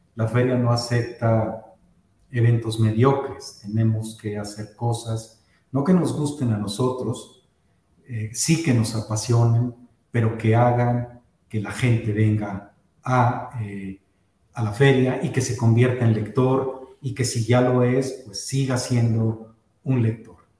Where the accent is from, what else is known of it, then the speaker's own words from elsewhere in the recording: Guadalajara, Jalisco, Mexico; a los que nacimos en Guadalajara, nos dicen tapatíos